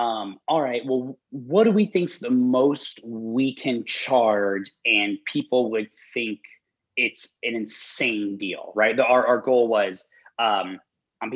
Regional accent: Denver, Colorado, United States; I'm from Denver

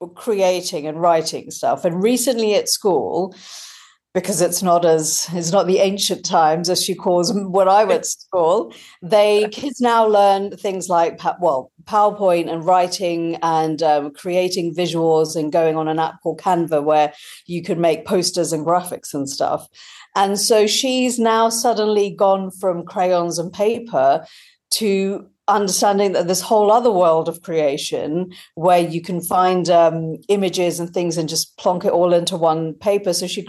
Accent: United Kingdom; but also motherhood as a British Indian mum who I hadn't seen my experience reflected really in the media

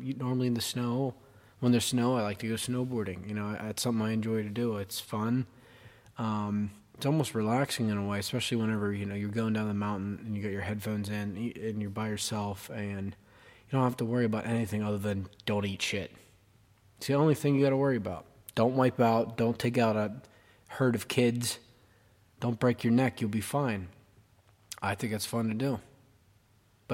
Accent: Johnstown, Pennsylvania, United States; I'm 22 years old, and I'm from Johnstown, Pennsylvania

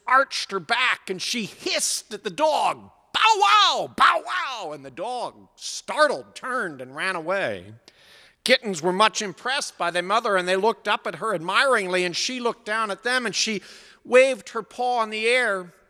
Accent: New England, United States; but I'm from New England

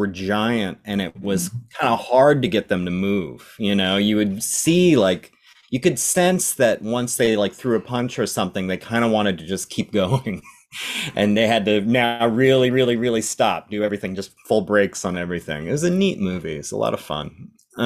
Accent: Phoenix, Arizona, United States; I was born and raised in Phoenix, Arizona

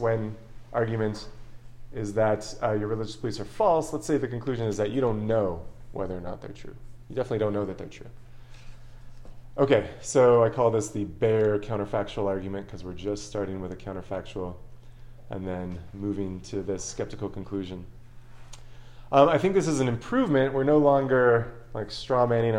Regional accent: Long Beach, California, United States; I was born in Long Beach, California.

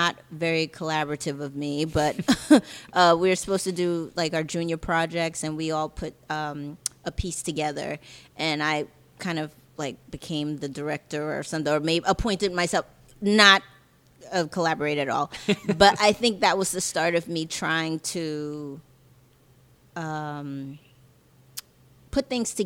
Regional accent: New York City, New York, United States; I'm originally from Jamaica, Queens.

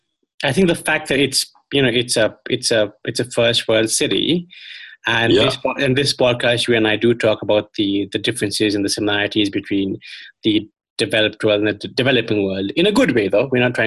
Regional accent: Shillong, Meghalaya, India; I've been in my hometown of Shillong in the northeast of India for the past couple of months.

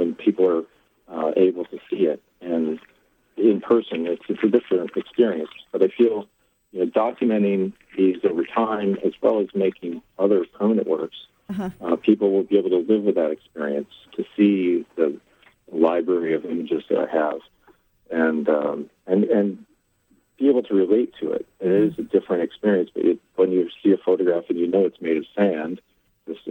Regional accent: Missouri, United States; now in New York City, United States; I grew up in Missouri.

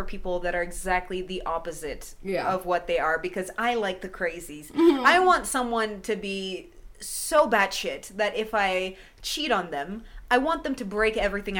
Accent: Canada; I said sorry. And I'm from Canada, so that's like enough.

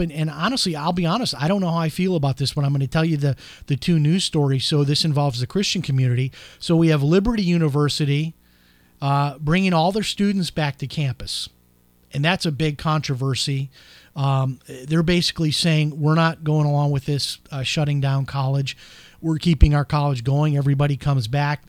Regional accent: Florida, United States; my home state of Florida

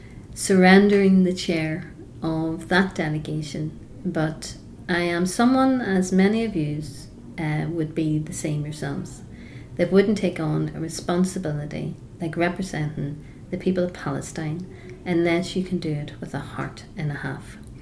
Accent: Ireland; There are things that are very close to our hearts as Irish Republicans and myself personally

